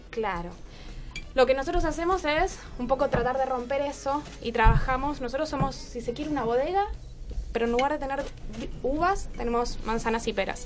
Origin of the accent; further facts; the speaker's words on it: San Carlos de Bariloche, Río Negro, Argentina; also born or lived in Villa Regina; now in Buenos Aires, Argentina; nosotros somos de Bariloche, de la Patagonia, pero no de Regina.